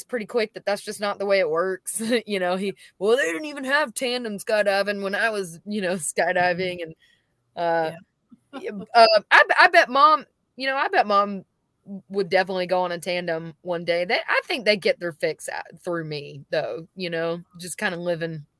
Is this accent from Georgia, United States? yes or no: yes; Warner Robins, Georgia, United States; moved away as an adult; also born or lived in Nashville, Tennessee; now in Georgia, United States; I was born and raised in Warner Robins. I moved to Nashville, Tennessee when I was 21